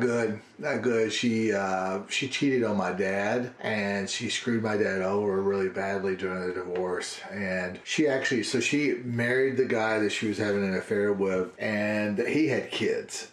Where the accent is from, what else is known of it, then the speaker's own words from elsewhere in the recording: Tiptonville, Tennessee, United States; moved away as an adult; also born or lived in Memphis; Tiptonville was just my hometown